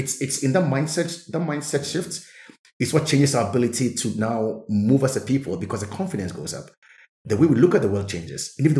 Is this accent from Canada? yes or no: no; Namibia; You are from Benin, I'm from Namibia, but we're having the same story.